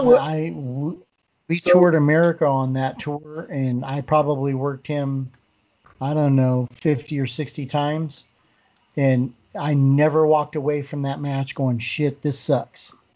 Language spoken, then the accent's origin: English; Colorado, United States; moved away; I was originally born in Colorado